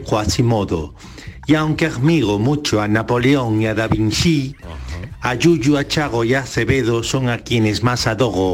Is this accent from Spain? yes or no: no; Paris, Île-de-France, France; Un día de otoño yo nací en París